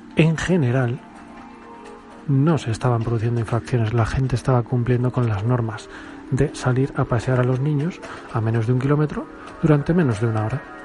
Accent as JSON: {"language": "Spanish", "country": "Spain", "said": "como buen español que soy"}